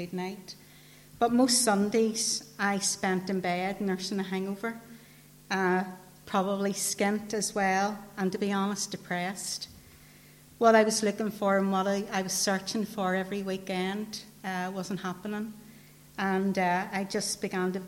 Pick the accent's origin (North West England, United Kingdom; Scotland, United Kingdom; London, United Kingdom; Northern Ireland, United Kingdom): Northern Ireland, United Kingdom; Newtownabbey; I grew up in Rathcoole Estate.